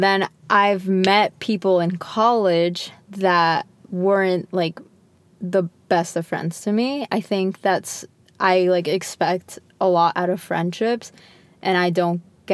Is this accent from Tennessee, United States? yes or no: no; Connecticut, United States; moved away as an adult; now in New York, United States; we're from Connecticut, so she's still here where we grew up. And I moved away. I moved to New York.